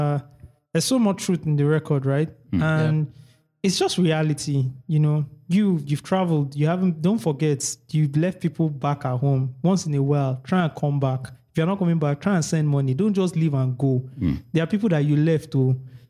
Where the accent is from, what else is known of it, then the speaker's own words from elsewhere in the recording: Lagos, Nigeria; we grew up in Lagos.